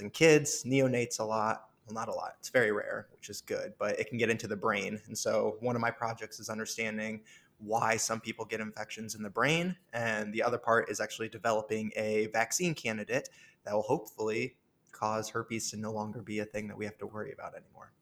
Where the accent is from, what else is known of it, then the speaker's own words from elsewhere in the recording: Orion, Illinois, United States; now in Chicago, United States; I'm from a small town called Orion, Illinois. But yeah, I grew up on a farm with cows and corn and moved to the big city for school just uh, four years ago